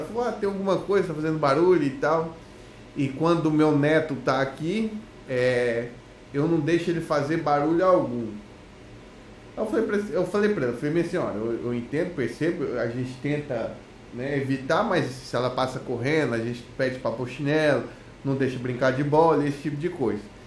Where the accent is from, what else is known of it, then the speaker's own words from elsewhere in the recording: Goiânia, Goiás, Brazil; now in Portugal; Eu sou de Goiânia